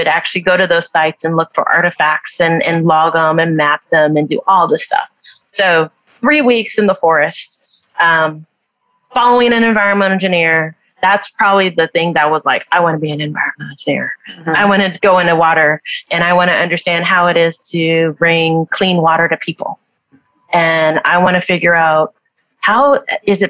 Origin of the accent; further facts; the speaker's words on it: Southern California, United States; moved away as an adult; now in Arizona, United States; I'm originally from Southern California